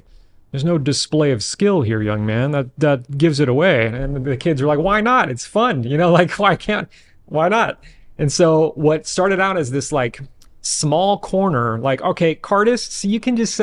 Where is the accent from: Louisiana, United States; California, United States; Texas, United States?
California, United States; Bay Area; I'm from the Bay Area, 37.